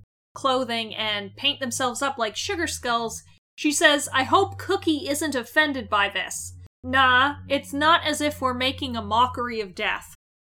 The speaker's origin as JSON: {"language": "English", "country": "Canada", "said": "We're Canadian."}